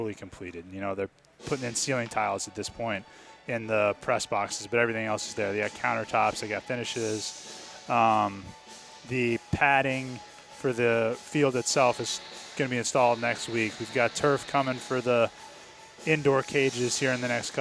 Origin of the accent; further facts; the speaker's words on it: New Hampshire, United States; moved away; also born or lived in Boston; Born and raised in New Hampshire, went to college in Boston.